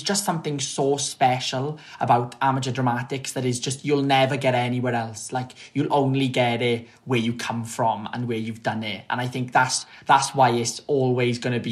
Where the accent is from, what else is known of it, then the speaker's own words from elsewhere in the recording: Treorchy, Wales, United Kingdom; also born or lived in London; I grew up really in Treorchy